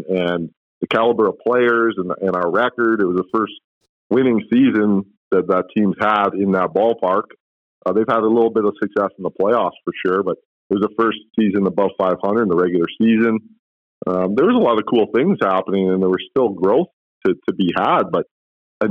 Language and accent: English; Edmonton, Alberta, Canada; also born or lived in Vancouver Island; I've been an Edmontonian my whole life. I've lived elsewhere, but Edmonton's my hometown. I'm from here and I love Edmonton.